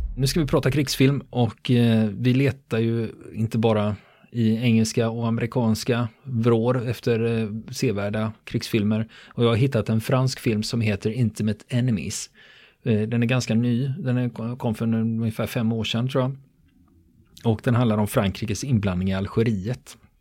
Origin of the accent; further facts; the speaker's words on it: Sweden; för mig som svensk